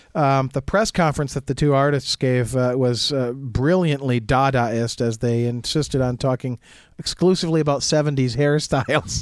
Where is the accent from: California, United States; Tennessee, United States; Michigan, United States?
Michigan, United States; Jackson; growing up in Jackson, Michigan in the seventies and eighties